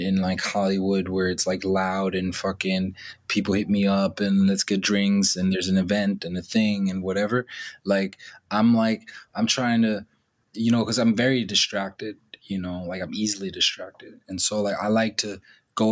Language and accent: English; Germany; the culture of like 90s Germany, which I grew up